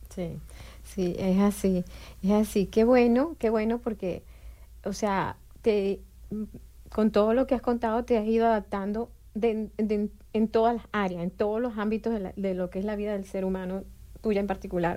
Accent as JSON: {"language": "Spanish", "country": "Venezuela", "moved": "as an adult", "lives_now": "Bloomington, United States", "said": "yo también soy de Venezuela"}